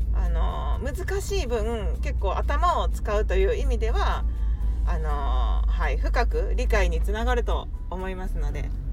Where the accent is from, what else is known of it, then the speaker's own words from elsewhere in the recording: Kansai, Japan; 私は今関西に住んでいて関西育ちで、まあ、関西の人間なので